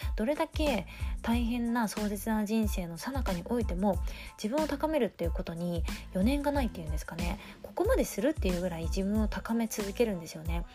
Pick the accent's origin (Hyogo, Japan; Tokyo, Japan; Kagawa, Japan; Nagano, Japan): Tokyo, Japan; moved away; 私の実家が東京にあるんですけれども先日帰省を少しいたしまして